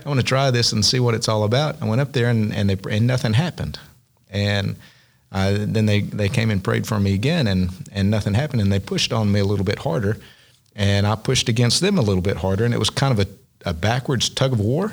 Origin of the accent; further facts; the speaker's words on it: Southeastern Oklahoma, United States; growing up in Southeastern Oklahoma in the Southern Baptist Association